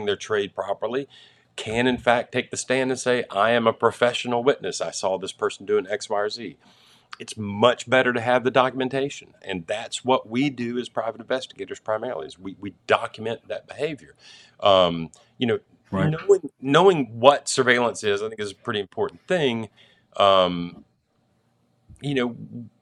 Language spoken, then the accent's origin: English; West Tennessee, United States; I grew up in West Tennessee